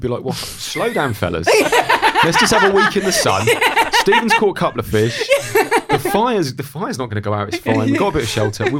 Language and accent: English; Great Yarmouth, East of England, United Kingdom; And bearing in mind I grew up in Great Yarmouth, I was nevertheless staggered by just how crummy it was.